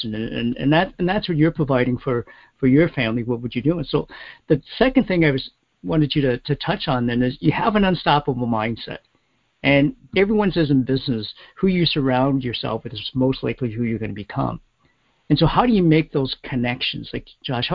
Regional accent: Toronto, Ontario, Canada; my hometown, Toronto.

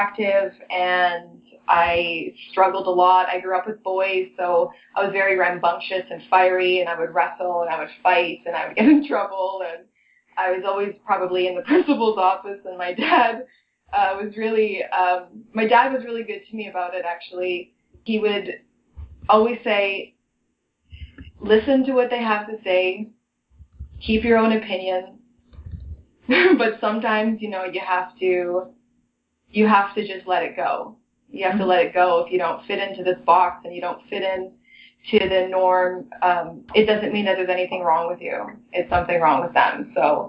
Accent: Toronto, Ontario, Canada; I was raised in Toronto, so I've been in the city my whole life.

